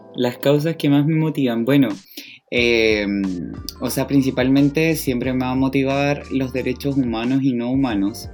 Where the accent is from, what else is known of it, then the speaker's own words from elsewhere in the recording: Valparaíso, Chile; criado en Valparaíso. Sería mi eslogan. Oriundo de acá. Sí, sí, toda la vida he vivido acá